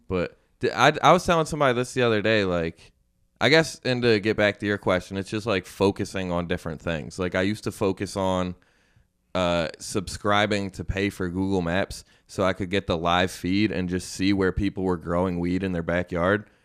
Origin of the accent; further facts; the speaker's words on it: Syracuse, New York, United States; moved away as an adult; now in Philadelphia, United States; I'm from Syracuse